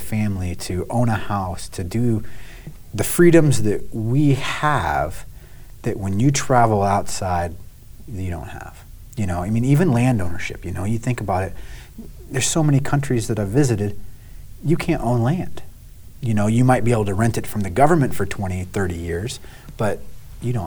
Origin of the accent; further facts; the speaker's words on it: United States; I'm I'm American